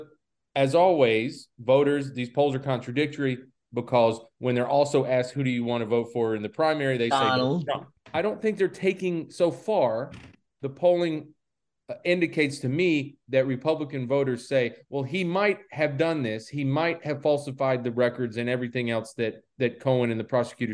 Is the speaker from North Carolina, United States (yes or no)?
yes; Charlotte, North Carolina, United States; I grew up in Charlotte